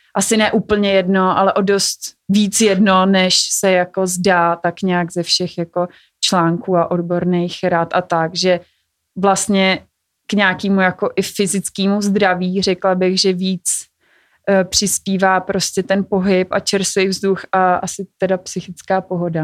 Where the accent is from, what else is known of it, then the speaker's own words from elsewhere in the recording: Czechia; jako Češi